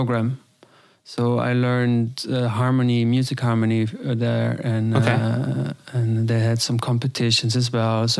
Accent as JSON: {"language": "English", "country": "Austria", "tie": "born or raised there", "said": "I grew up in Austria on the mountain with my parents. We had a little farm."}